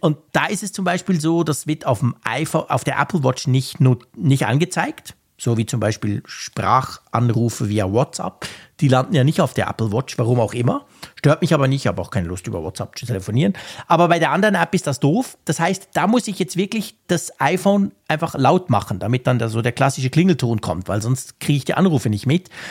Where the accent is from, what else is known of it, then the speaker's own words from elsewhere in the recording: Switzerland; als Schweizer